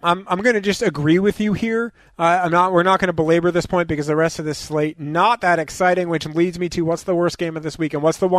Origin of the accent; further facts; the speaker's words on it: New York, United States; That's me being a New Yorker.